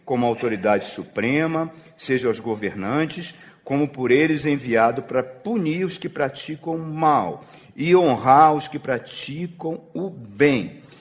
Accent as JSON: {"language": "Portuguese", "country": "Brazil", "said": "como brasileiro, como é que eu me porto como brasileiro que nasceu de novo, que, e que o Espírito Santo está em mim"}